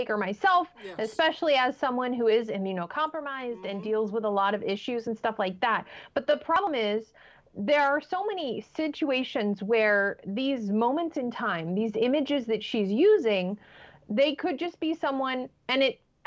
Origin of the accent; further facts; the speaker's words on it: United States; we as an American society